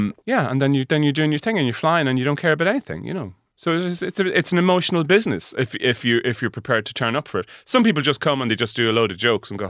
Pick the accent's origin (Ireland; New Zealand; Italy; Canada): Ireland; Leinster; I'm a hick. I'm from Meath, so I'm used to cows and trees and rain.